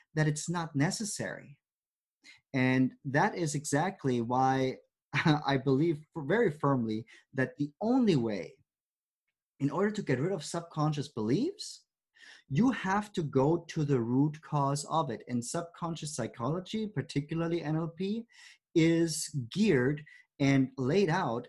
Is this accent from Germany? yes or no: yes; Germany; moved away; growing up in Germany